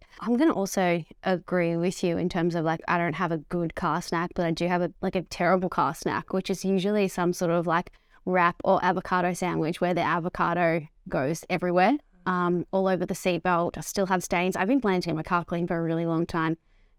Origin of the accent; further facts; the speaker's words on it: Melbourne, Victoria, Australia; I think growing up in the outer eastern suburbs, it's just like, you just get what you want. There's no judgment.